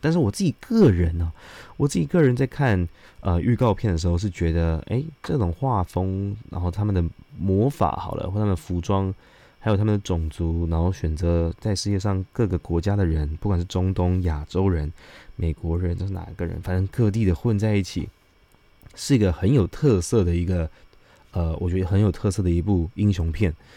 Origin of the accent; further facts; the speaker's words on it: Taiwan; 自己台湾人哦，不一定会选择高端